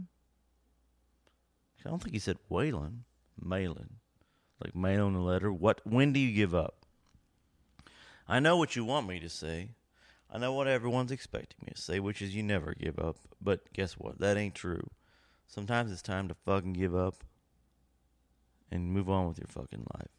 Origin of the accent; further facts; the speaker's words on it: Lexington, Kentucky, United States; moved away; from Lexington, my hometown.